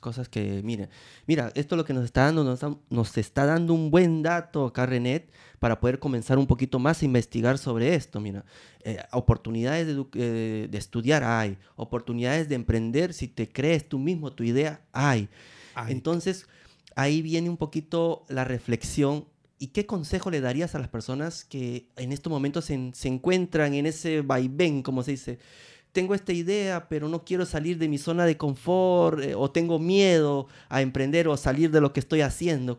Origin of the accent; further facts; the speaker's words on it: Peru; also born or lived in Rome, Italy; now in Italy; yo soy de Perú